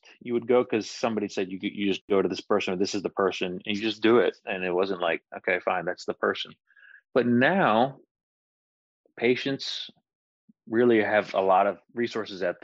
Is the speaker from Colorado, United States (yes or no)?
no; Johnson City, Tennessee, United States; moved away; also born or lived in Winston-Salem, North Carolina; we actually moved back home to my hometown in Johnson City, Tennessee